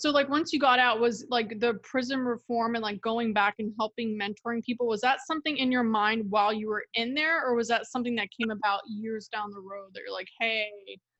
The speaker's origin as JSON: {"language": "English", "region": "Florida", "country": "United States", "moved": "yes", "said": "I was from Florida"}